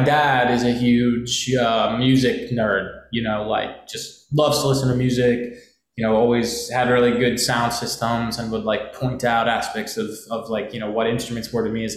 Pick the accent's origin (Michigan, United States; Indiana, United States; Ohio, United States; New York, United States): New York, United States; New York City; also born or lived in Brooklyn; a native New Yorker